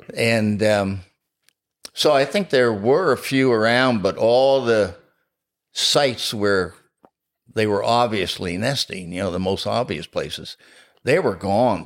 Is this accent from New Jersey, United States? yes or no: yes; New Jersey, United States; also born or lived in Florida; now in Pennsylvania, United States; I was born in New Jersey